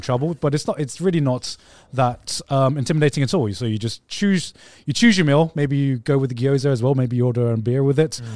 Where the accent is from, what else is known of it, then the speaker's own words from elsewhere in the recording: England, United Kingdom; now in Japan; I'm from England as well